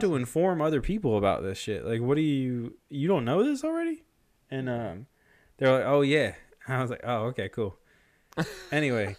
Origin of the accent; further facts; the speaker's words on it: Rockville Centre, New York, United States; I know for sure I was born in Mercy Hospital in Rockville Center, New York